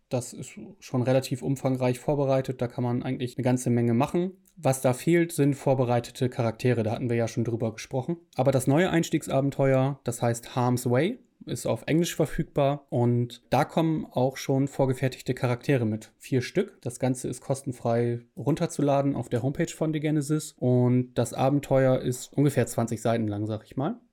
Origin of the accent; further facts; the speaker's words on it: Germany; ich als Deutsche